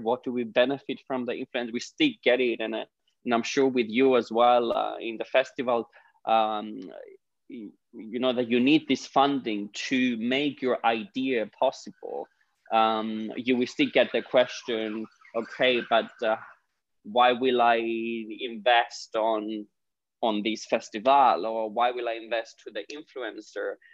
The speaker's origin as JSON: {"language": "English", "country": "Cyprus", "moved": "as an adult", "lives_now": "London, United Kingdom", "said": "I'm originally from Cyprus, uh, the Greek part of Cyprus."}